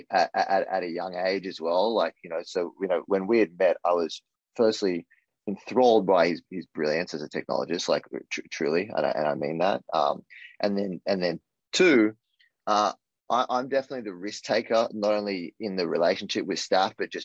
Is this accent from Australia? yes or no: yes; Australia; moved away as an adult; also born or lived in Texas; now in New York, United States; I'm from Australia and I'm from an island, right? And I moved to this concrete jungle in New York